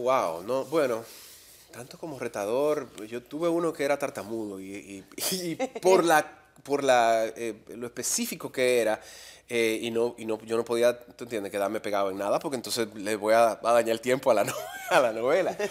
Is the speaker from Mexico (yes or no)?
no; Dominican Republic; also born or lived in Miami; habiendo regresado a República Dominicana